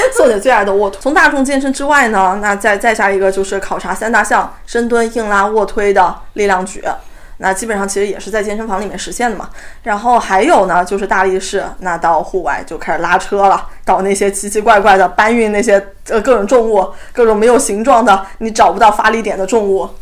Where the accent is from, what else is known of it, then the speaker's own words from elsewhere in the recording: China; 我们中国人通常是吃不够蛋白质